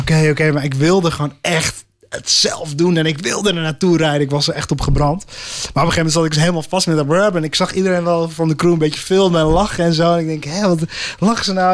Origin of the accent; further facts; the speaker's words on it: Netherlands; voor ons als Nederlanders